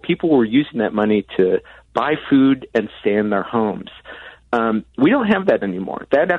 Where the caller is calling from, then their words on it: Madison, Wisconsin, United States; I'm calling you from Madison, Wisconsin